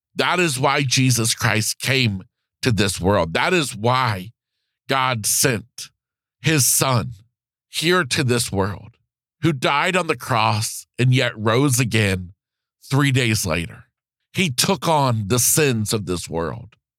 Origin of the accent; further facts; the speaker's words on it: Florida, United States; being back in Florida, my home state